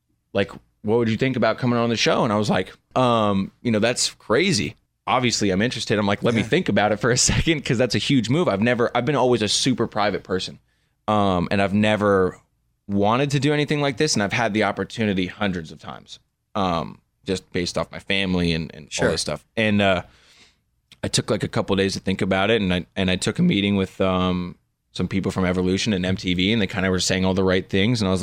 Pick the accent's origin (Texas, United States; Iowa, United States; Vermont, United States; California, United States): California, United States; Malibu; it was cool growing up in Malibu.